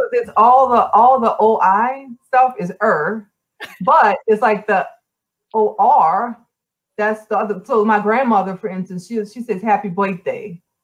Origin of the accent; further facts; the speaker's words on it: New Orleans, Louisiana, United States; moved away as an adult; also born or lived in New York; I was born and raised in New Orleans, but in a lot of ways, I grew up in New York.